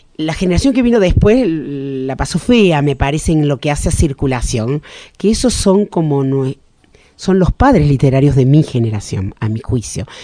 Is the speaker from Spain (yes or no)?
no; Argentina; como hija de inmigrantes, como argentina que nació en los años cincuenta